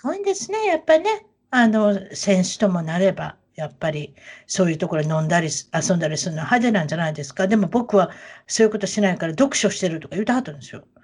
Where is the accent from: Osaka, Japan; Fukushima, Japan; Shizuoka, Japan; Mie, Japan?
Osaka, Japan; 大阪出身